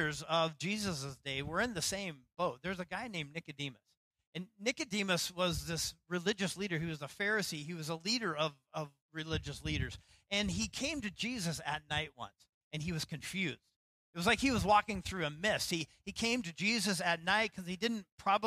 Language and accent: English; Idaho, United States; now in Seattle, United States; when I was growing up in Idaho